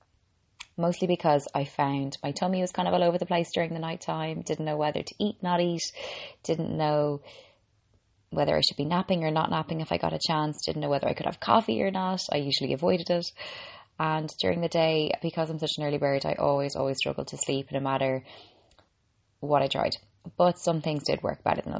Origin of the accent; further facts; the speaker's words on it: Ireland; I'm an Irish girl and qualified medical doctor